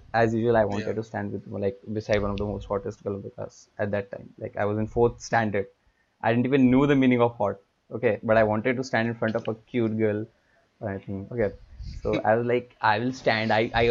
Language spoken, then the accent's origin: English; India; we are from India